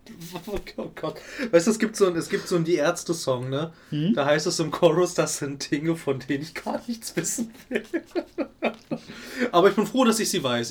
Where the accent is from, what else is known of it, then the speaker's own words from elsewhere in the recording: Germany; Ich komme aus dem Westen.